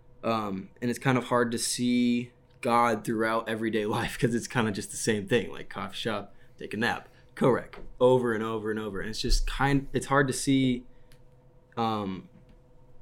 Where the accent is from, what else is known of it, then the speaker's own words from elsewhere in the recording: West Lafayette, Indiana, United States; I've just been here in West Lafayette because I'm from West Lafayette